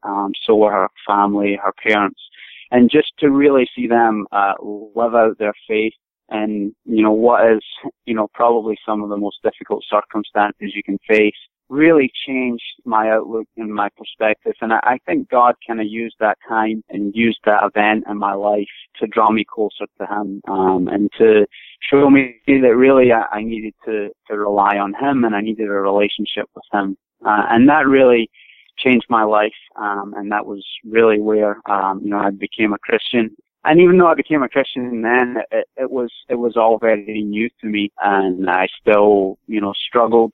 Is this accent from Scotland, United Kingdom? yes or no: yes; Scotland, United Kingdom; moved away as an adult; now in United States; I grew up in Scotland, originally from Scotland. All my family's from there.